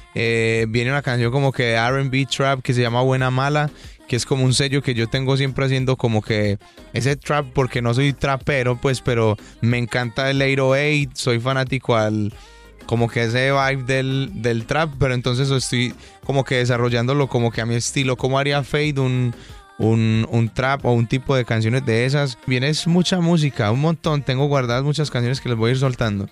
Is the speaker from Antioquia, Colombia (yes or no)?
yes; Medellín, Antioquia, Colombia; accent: paisa; Yo nací y crecí en un barrio jugando fútbol en la calle